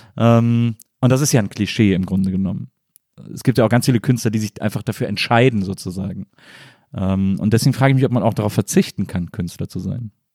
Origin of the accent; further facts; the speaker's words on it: Rhineland, Germany; ich komme aus dem Rheinland